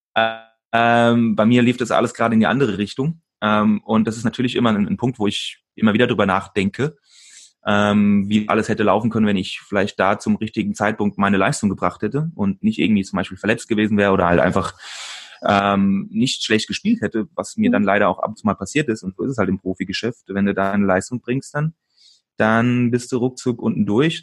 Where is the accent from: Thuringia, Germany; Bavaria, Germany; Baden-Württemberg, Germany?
Bavaria, Germany; Aschaffenburg; moved away as an adult; also born or lived in Switzerland; hier bei mir in meiner Heimatstadt in Aschaffenburg